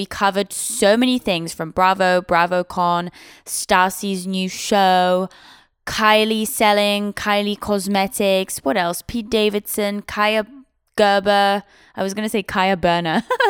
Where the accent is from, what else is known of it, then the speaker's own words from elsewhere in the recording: Switzerland; now in United States; the UK, but the UK. I grew up in Switzerland.